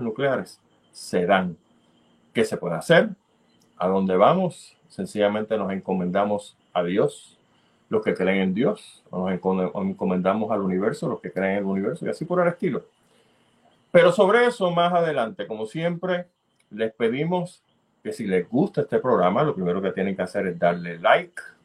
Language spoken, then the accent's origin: Spanish; Puerto Rico; nosotros como buenos puertorriqueños